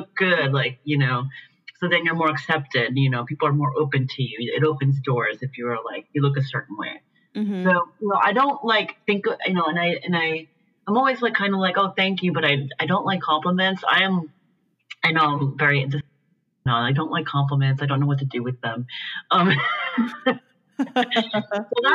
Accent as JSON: {"language": "English", "country": "Puerto Rico", "tie": "born or raised there", "moved": "yes", "lives_now": "San Francisco, United States", "said": "I grew up in Puerto Rico. from like basically a middle class background, in a suburb, you know, of San Juan."}